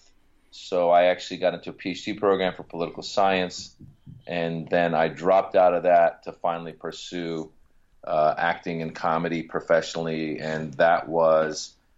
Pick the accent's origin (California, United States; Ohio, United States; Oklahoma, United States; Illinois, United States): California, United States; Marin County, Northern; English is a second language; also born or lived in Iran / Reno, Nevada; now in Los Angeles, United States; I grew up in Northern California